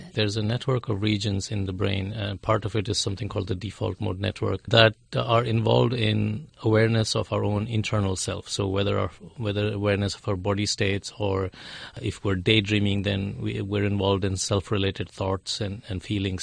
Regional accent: India; I'm from India

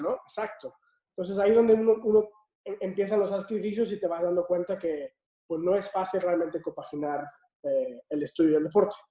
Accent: Tampico, Tamaulipas, Mexico; moved away as an adult; also born or lived in Mexico City / United States; yo soy originario de Tapico, Tamaulipas.

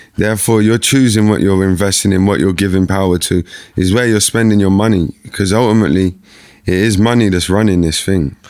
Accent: London, United Kingdom; the area where I grew up in Eltham

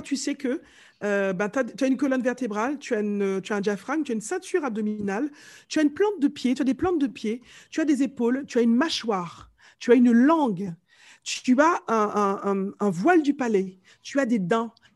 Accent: Martinique; accent: Martinican; moved away as an adult; now in France; je viens de la Martinique, je suis née là-bas, je suis arrivée ici à mes 20 ans

